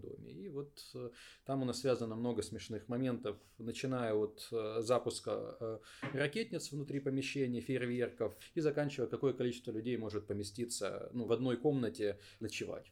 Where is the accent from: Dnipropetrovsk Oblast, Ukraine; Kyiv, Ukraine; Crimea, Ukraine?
Dnipropetrovsk Oblast, Ukraine; Dnipro; я сам из Днепропетровска